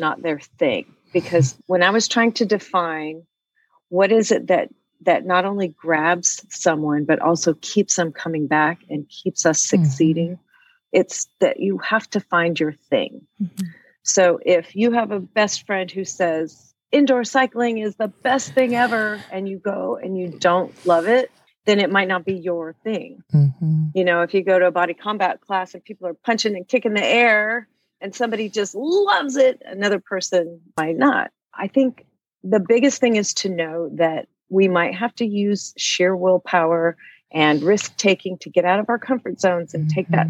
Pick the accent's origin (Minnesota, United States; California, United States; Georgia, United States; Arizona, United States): Arizona, United States; also born or lived in Austin, Texas; now in Columbia, United States; I'm originally from Arizona, however, okay. So I had never moved this far east.